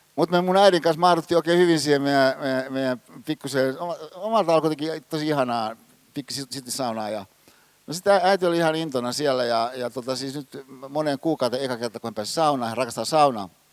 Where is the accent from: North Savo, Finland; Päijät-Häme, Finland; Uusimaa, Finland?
Uusimaa, Finland; Hyvinkää; Hyvinkäällä, missä mä oon kotosin, siinä mun kotitalossa